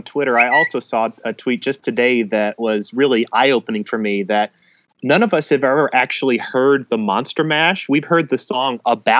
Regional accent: South St. Louis County, Missouri, United States; now in Nashville, United States; I was growing up in South St. Louis County

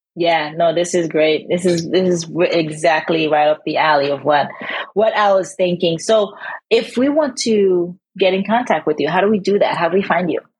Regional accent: Haiti; moved away; growing up in Haiti

